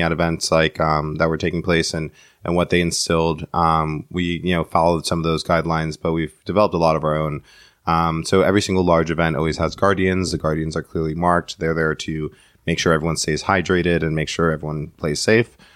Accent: New York City, New York, United States; I was born in the in the Bronx

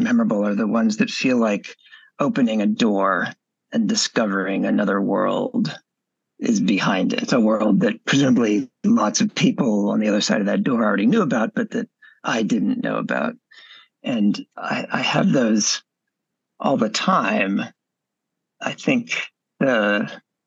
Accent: Texas, United States; I grew up in Texas in the late 70s and 80s

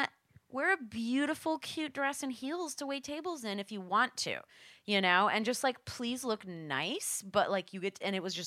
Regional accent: Midwest, United States; moved away; also born or lived in New York City; I'm from the Midwest

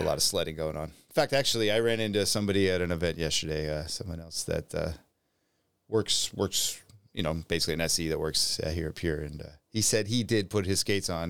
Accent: United States; being an American

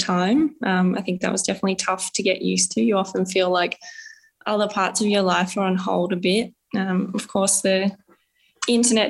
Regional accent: Canberra, Australian Capital Territory, Australia; I grew up in Canberra, so pretty close to the ski fields

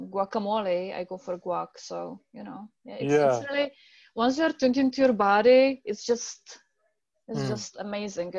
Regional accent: Czechia; English is a second language; moved away; left back to my country. I'm from the Czech Republic

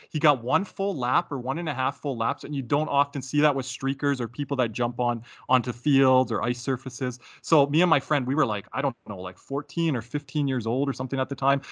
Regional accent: Calgary, Alberta, Canada; growing up in Calgary, Alberta, Canada, born and raised here

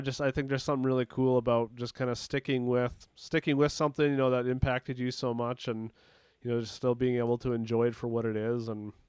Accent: Dauphin, Manitoba, Canada; I'm from Dauphin, Manitoba, and so, you know, not too far from Winnipeg

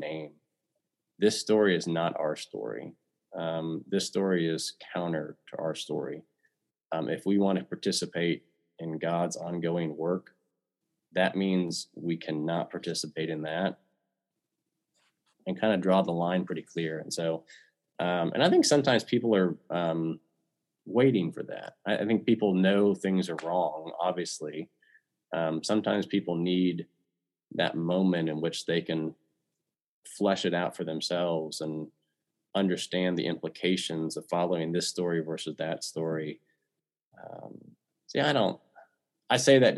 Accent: Kansas City, United States; my childhood and growing up in Kansas City

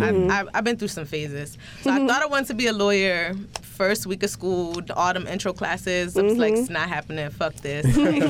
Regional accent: Bridgeport, Connecticut, United States; we're both from Bridgeport

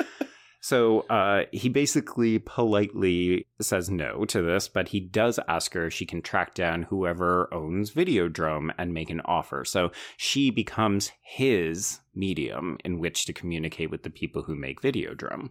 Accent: Canada; growing up Canadian

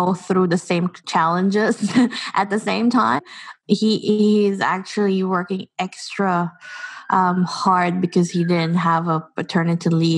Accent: Philippines; moved away as an adult; now in New Zealand; growing up in the Philippines and just being an immigrant in this country

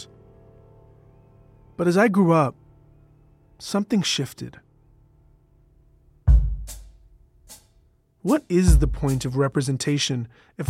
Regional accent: Canada; I'm Canadian

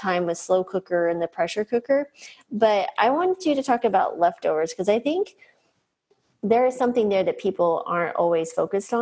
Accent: New Mexico, United States; I grew up in New Mexico, so I was cooking at the state fair enchiladas and stuff by eight

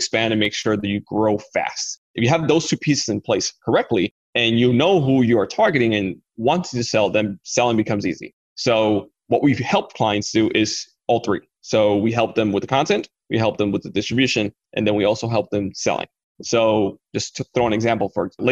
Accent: Dominican Republic; I come from the Dominican Republic

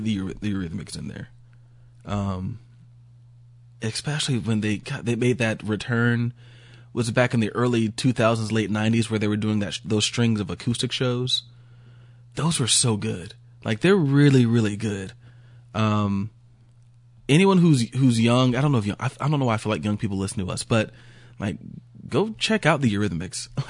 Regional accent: Georgia, United States

